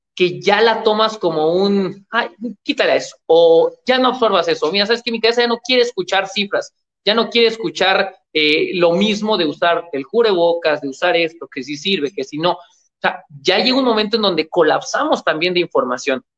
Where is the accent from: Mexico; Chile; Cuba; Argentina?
Mexico; en mi país, México